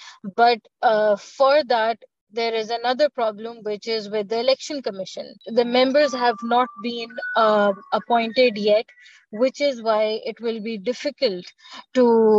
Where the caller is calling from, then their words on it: Lahore, Punjab, Pakistan; I am based in Lahore, Pakistan.